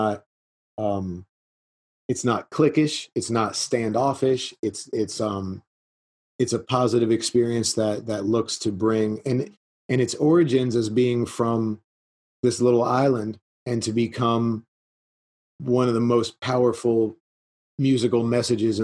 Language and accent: English; South Florida, United States; now in Lawrence, United States; I grew up in South Florida